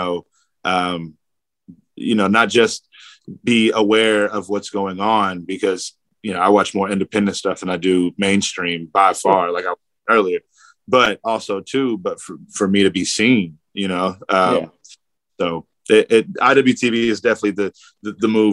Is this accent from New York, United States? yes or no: no; Louisville, Kentucky, United States; now in Jeffersonville, United States; I grew up in Louisville, but I technically live in Indiana.